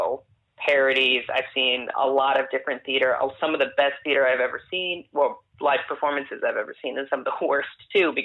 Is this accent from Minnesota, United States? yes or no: yes; Rochester, Minnesota, United States; moved away as an adult; also born or lived in South Dakota; now in New York, United States; I grew up in Minnesota, in Rochester, Minnesota, primarily. I was born in Minnesota, raised in South Dakota, moved to Minnesota